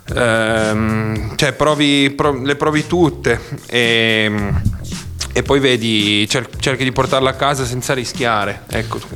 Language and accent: Italian; Cuneo, Piedmont, Italy; now in Bra, Italy; adesso abito a Bra, ma appunto sono di Cuneo